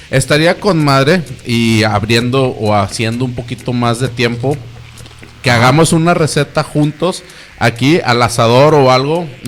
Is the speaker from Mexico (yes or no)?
yes; Mexico; Como buen mexicano nunca leemos las instrucciones.